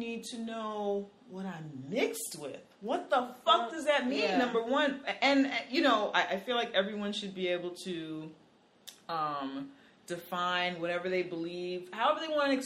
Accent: New York City, New York, United States; I'm from the fucking Bronx

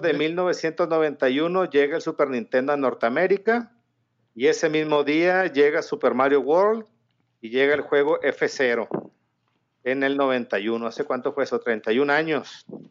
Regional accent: Mexico; Soy mexicano

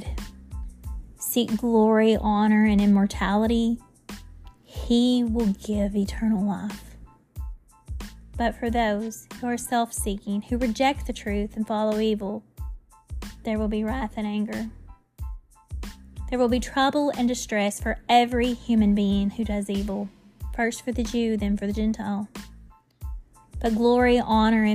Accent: United States; we in our country, we are proud.

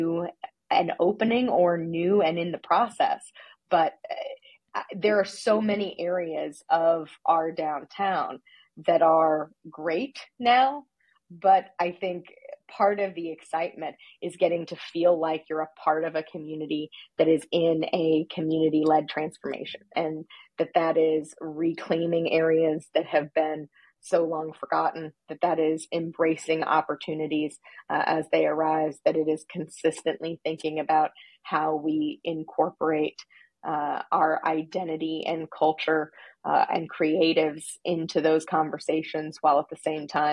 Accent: Terre Haute, Indiana, United States; moved away as an adult; now in Indianapolis, United States; I grew up in Terre Haute, which is about an hour and a half southwest of Indianapolis.

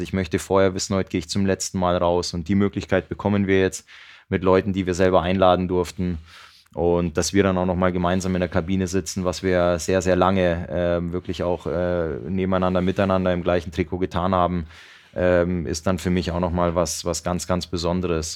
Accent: Cologne, North Rhine-Westphalia, Germany; moved away as an adult; now in Mannheim, Germany; Ich bin ja damals aus Köln gekommen und ähm, hatte äh, Zeit meiner Jugend in Köln verbracht

